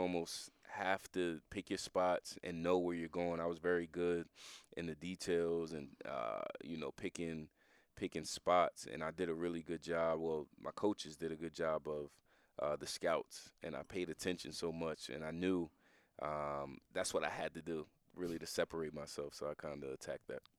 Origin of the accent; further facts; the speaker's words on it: New Jersey, United States; We, we grew up in New Jersey together